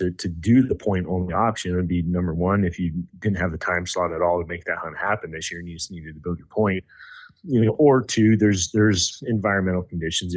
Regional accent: northern Idaho, western Montana, United States; moved away; I grew up in western Montana, northern Idaho. So I mean, I grew up north. I was an hour from the Canadian border.

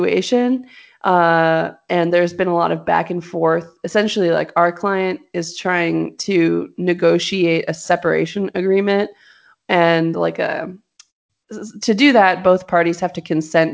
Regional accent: Los Angeles, California, United States; moved away; I'm from Los Angeles

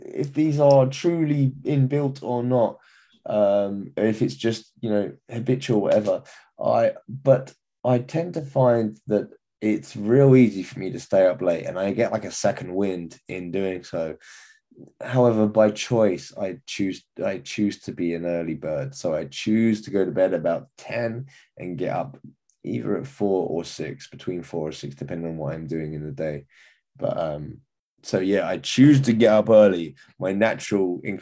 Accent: England, United Kingdom; as an Englishman

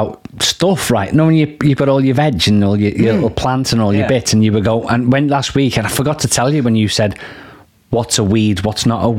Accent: United Kingdom; Call it ice hockey because we're British.

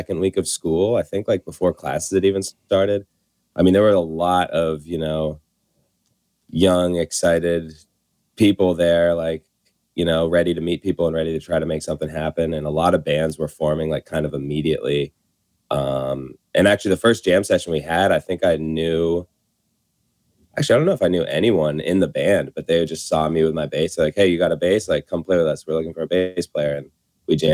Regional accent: Vermont, United States; moved away as an adult; now in New Orleans, United States; I grew up in Vermont

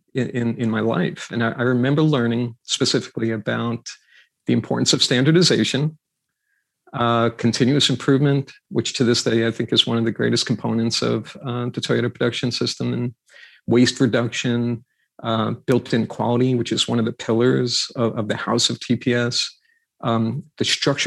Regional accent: New York, United States; I grew up in New York

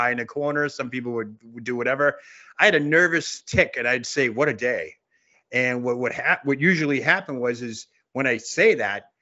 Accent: Boston, Massachusetts, United States; now in Centerville, United States; I'm a Bostonian that is transplanted to a small town

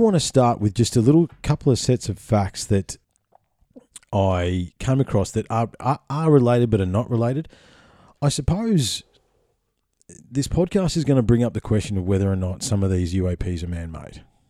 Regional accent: Victoria, Australia; if I had to have a home state, Victoria would be my home state.

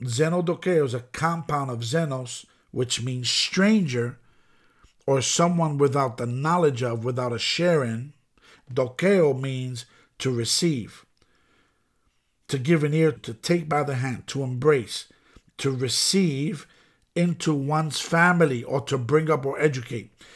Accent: New York City, New York, United States; I'm born and raised in the Bronx

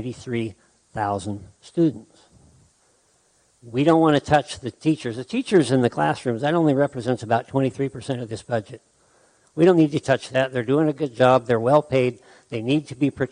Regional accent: Sheridan, Wyoming, United States; I am a third-generation Wyoming native. I was raised here in Sheridan.

